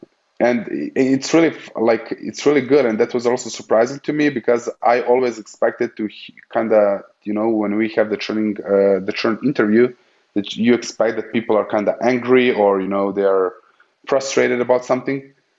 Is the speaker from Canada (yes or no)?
no; Austria; you know, we are from Austria, so we work in the Central Eastern time zone